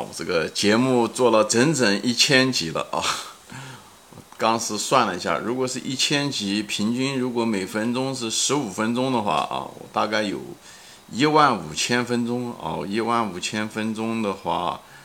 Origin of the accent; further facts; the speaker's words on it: China; moved away as an adult; now in United States; 童年是在毛泽东时代， 毛时代， 生活很匮乏， 但是呢， 也很快乐地在童年中度过的， 啊，少年青年的时候呢，是在中国改革开放